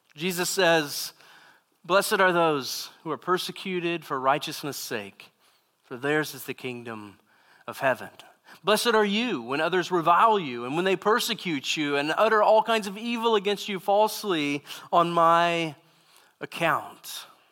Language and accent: English; Southeast Texas, United States; I grew up in Southeast Texas and, uh, in a very small town